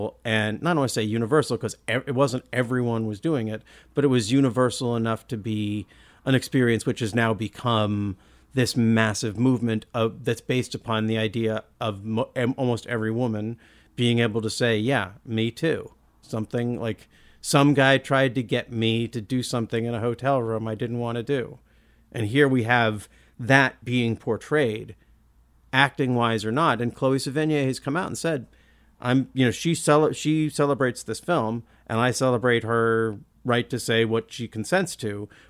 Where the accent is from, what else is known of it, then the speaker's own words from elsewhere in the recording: Olympia, Washington, United States; I come from Olympia. We don't know how to talk like that.